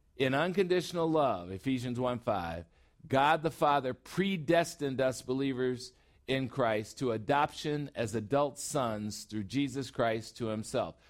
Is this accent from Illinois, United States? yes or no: yes; Chicago, Illinois, United States; now in Phoenix, United States; I'm a Chicagoan and now I'm in Phoenix